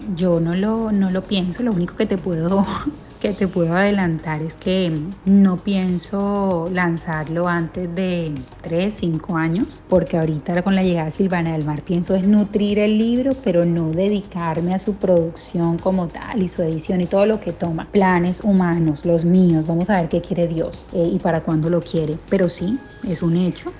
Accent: Colombia; now in United States; Colombia, mi país natal

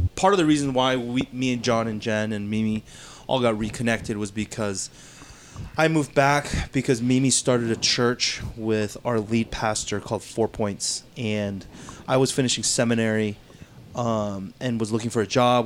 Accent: Duluth, Georgia, United States; born and raised in Duluth

